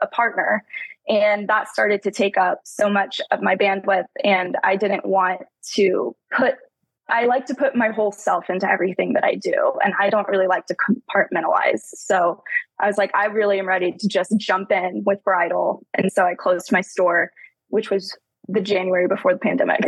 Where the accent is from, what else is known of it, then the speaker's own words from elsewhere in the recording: Tulsa, Oklahoma, United States; born and raised in Tulsa, I've lived here my whole life, still living here